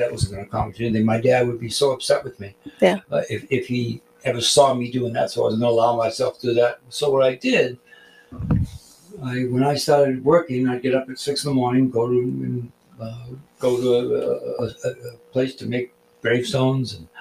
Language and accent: English; Braintree, Massachusetts, United States; also born or lived in Boston; born in Boston, moved outside to a small town, Braintree, heading towards Cape Cod, and played three sports like a lot of guys at that time in high school